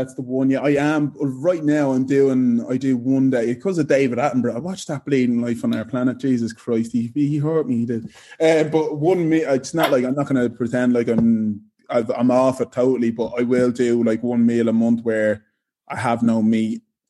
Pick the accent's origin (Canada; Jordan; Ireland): Ireland; I came from Ireland, not knowing anyone here.